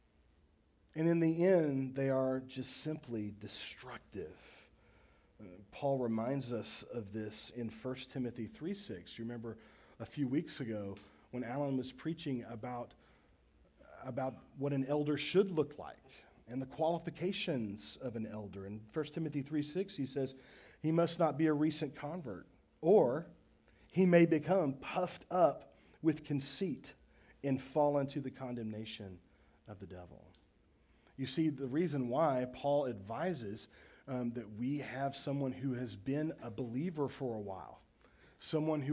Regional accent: Baytown, Texas, United States; I grew up in Baytown, Texas, on the east side of Houston, on Burnett Bay

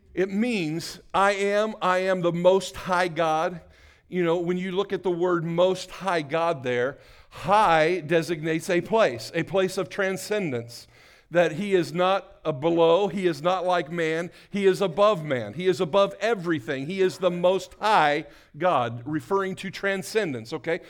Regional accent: New Castle, Indiana, United States; I was born in Newcastle, Indiana

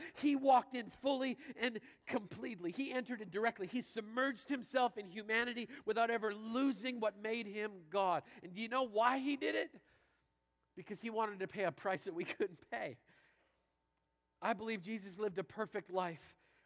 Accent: Canada; I grew up in Canada playing hockey and driving.

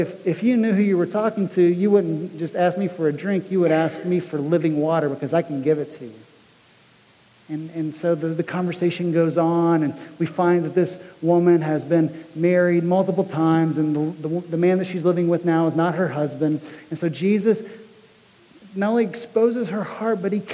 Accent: United States; we as American Christians

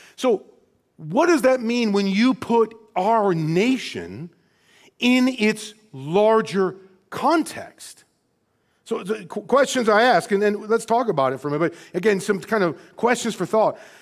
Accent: Rockford, Illinois, United States; born and raised in Rockford, Illinois

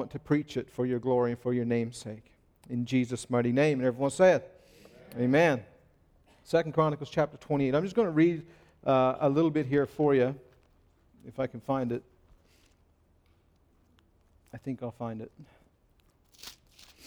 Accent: Newfoundland and Labrador, Canada; I'm from Newfoundland

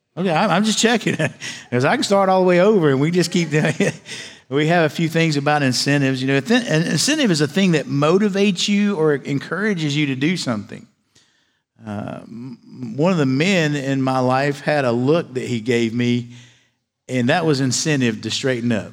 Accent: Galax, Virginia, United States; moved away as an adult; I was raised in a little town in, in Galax, Virginia

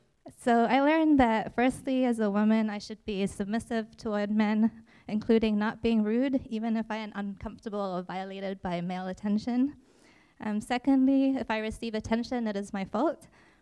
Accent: Indonesia; also born or lived in New Zealand; So I was born in Indonesia but spent equal thirds of my life in Indonesia and New Zealand before spending the final third here in New Jersey.

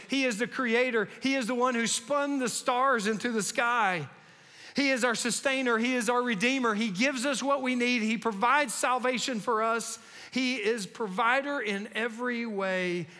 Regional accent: North Carolina, United States; I grew up in North Carolina

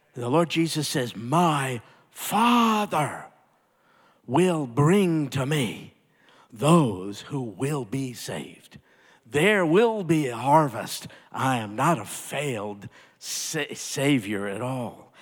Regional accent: United States; being an American and growing up here in, in the United States

